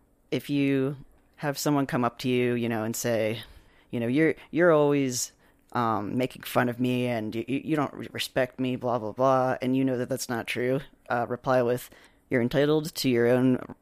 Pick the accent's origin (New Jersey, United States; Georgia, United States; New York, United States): New Jersey, United States; But then again, I'm from New Jersey.